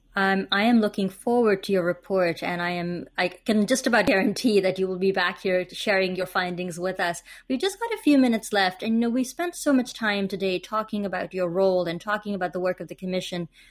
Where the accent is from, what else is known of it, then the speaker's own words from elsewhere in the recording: India; I'm also from India